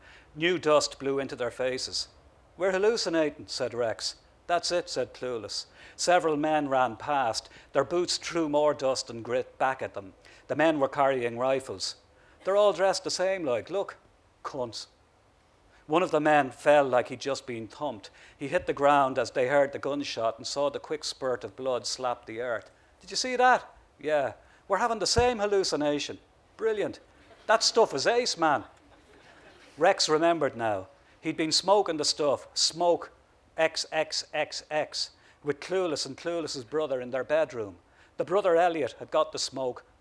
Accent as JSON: {"language": "English", "country": "Ireland", "said": "when I'm at home, I'm not aware of the fact that I'm Irish."}